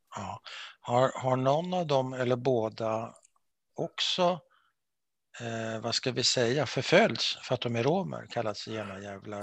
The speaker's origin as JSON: {"language": "Swedish", "country": "Sweden", "said": "för mig som svensk"}